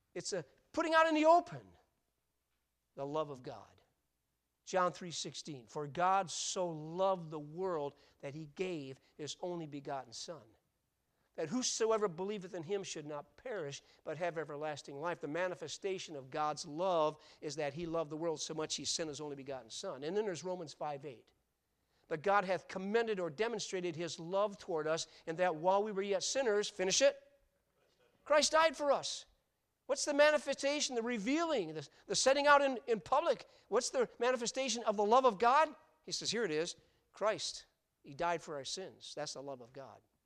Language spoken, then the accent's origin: English; Grand Rapids, Michigan, United States; I was born in Blodgett Hospital in Grand Rapids, Michigan.